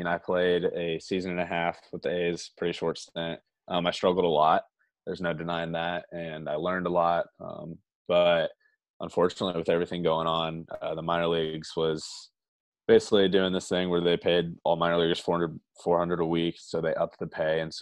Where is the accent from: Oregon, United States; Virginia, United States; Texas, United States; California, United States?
Texas, United States; The Woodlands; also born or lived in Orlando, Florida / Arlington, Texas; I lived there for 9 years before moving to Houston, Texas, the Woodlands more specifically.